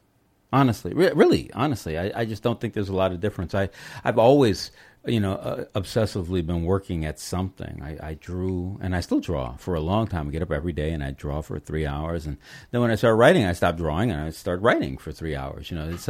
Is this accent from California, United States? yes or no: yes; Los Angeles, California, United States; I'm from Los Angeles, so I go up to Santa Cruz all the time.